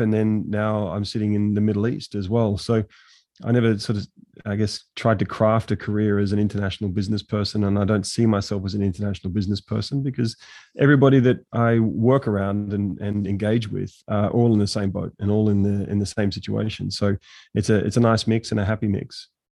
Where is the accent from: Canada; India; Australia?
Australia; now in Abu Dhabi, United Arab Emirates; I'm from Australia